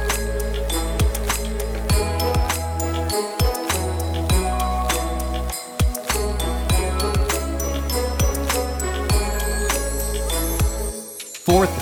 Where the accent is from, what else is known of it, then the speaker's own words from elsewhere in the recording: Montana, United States; I'm from Montana, so we always have the county fair